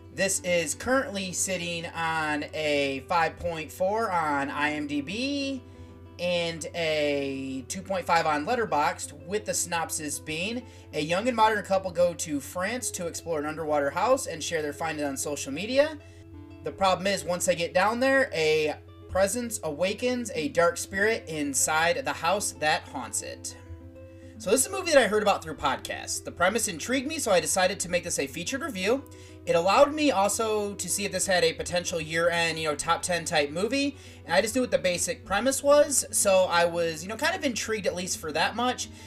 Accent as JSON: {"language": "English", "country": "United States"}